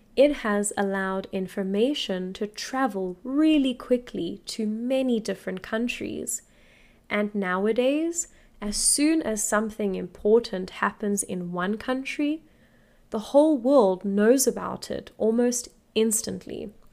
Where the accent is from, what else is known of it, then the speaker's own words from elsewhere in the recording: South Africa; I am an English teacher from South Africa